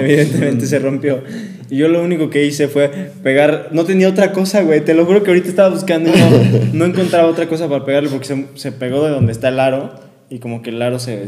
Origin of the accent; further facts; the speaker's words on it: León, Guanajuato, Mexico; moved away as an adult; now in Querétaro, Mexico; Soy de León